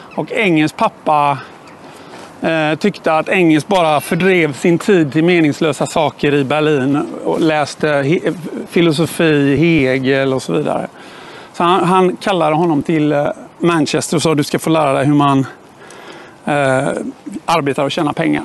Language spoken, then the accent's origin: Swedish; Gothenburg, Västra Götaland, Sweden; jag är ju född och uppvuxen här i Göteborg